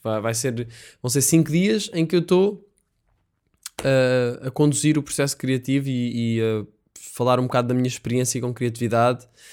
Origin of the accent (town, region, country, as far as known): Portugal